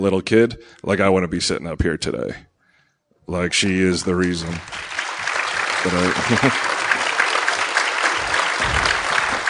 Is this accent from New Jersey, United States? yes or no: yes; New Jersey, United States